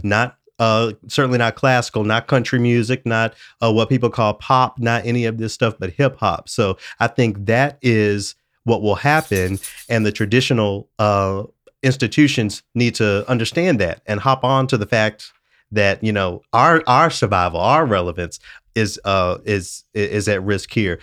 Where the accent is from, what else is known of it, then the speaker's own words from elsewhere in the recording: Memphis, Tennessee, United States; growing up in Memphis, a home of the blues